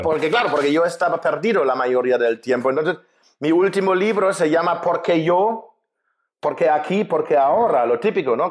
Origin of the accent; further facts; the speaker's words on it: Germany; Spanish is a second language; moved away as an adult; also born or lived in Spain / Mexico; now in Budapest, Hungary; Yo soy alemán, nací en Alemania